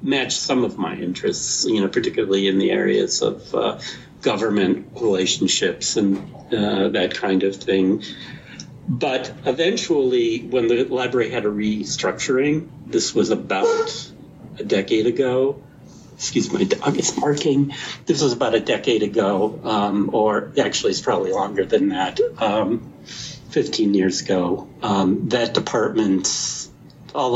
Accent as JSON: {"language": "English", "town": "Bay Village", "region": "Ohio", "country": "United States", "tie": "born or raised there", "also_born_or_lived": "Lakewood, Ohio", "moved": "yes", "lives_now": "Cincinnati, United States", "said": "I grew up in Bay Village, Ohio"}